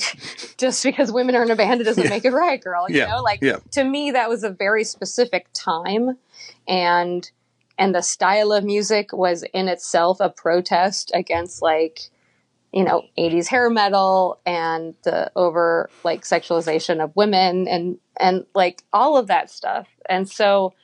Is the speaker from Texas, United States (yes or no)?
yes; Texas, United States; also born or lived in Nashville; now in Baltimore, United States; We all happened to be from Texas